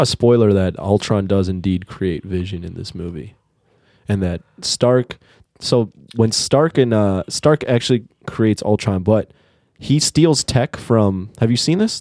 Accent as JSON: {"language": "English", "country": "United States", "tie": "born or raised there", "said": "growing up in America"}